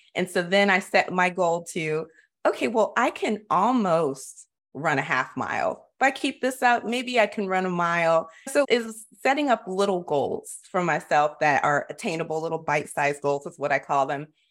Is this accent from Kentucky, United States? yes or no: no; Florida, United States; I grew up in Florida